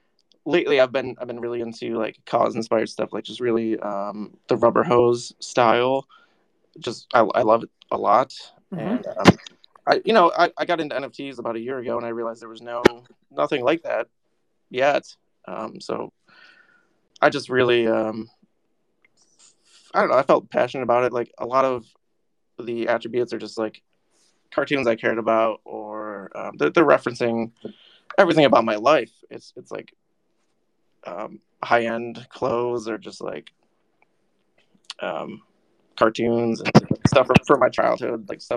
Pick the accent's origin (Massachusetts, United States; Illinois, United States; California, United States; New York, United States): New York, United States; Syracuse; Syracuse, New York.